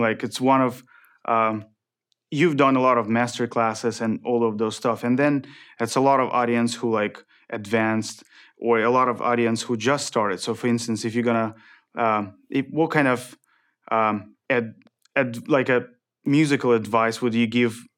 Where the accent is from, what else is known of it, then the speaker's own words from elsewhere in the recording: Ukraine; moved away; I'm from Ukraine